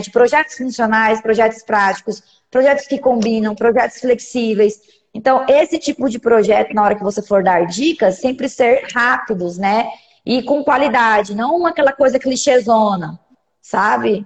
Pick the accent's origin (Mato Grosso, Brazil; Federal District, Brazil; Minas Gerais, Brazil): Mato Grosso, Brazil; Cuiabá; Sou daqui de Cuiabá, Mato Grosso